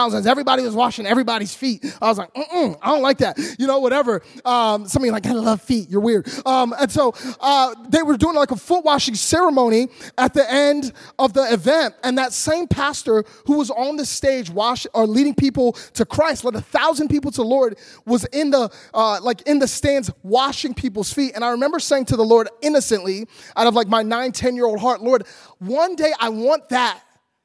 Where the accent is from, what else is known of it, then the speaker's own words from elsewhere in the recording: Philadelphia, Pennsylvania, United States; now in Orlando, United States; Philadelphia, which is where I grew up.